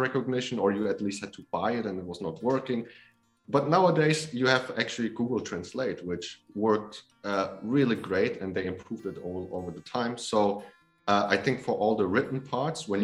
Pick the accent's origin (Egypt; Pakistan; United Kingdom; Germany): Germany; Hamburg; moved away as an adult; also born or lived in Poland; now in Taiwan; I was born there. I grew up in Germany